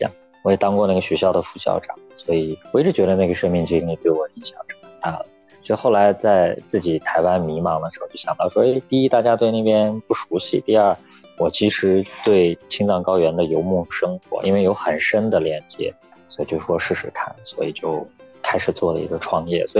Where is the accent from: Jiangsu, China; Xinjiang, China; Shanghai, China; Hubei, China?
Xinjiang, China; Urumqi; accent: northern; moved away as an adult; now in Taiwan; 我一个一口北方口音来到台湾之后，知道我家乡在新疆乌鲁木齐。